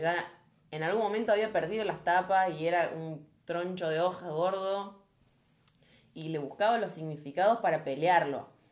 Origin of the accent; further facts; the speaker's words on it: Argentina; Somos argentinos